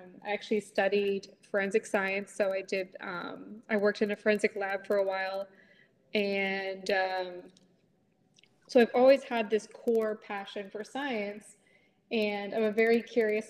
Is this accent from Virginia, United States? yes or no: yes; Stafford, Virginia, United States; I'm born and raised in Stafford, Virginia